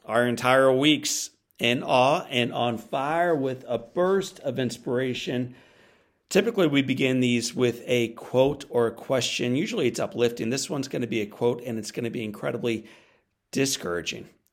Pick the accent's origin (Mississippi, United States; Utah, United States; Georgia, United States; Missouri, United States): Missouri, United States; St. Louis; my hometown of Saint Louis, Missouri